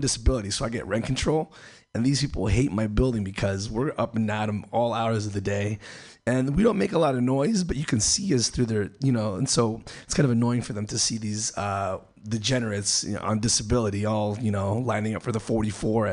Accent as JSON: {"language": "English", "country": "El Salvador", "moved": "yes", "said": "I'm from El Salvador"}